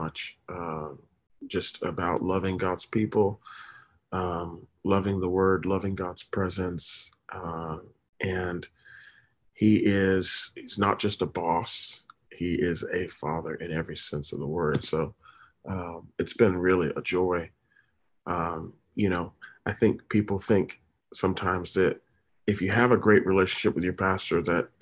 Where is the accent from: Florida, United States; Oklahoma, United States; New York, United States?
Florida, United States; Tampa; also born or lived in Daytona Beach, Florida; I am truly from Florida, originally raised in, born and raised in Tampa